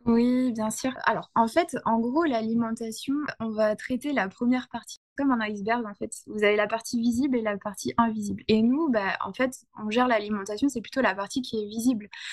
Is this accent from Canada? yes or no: no; Ardennes, Grand Est, France; moved away; je suis revenue dans ma région natale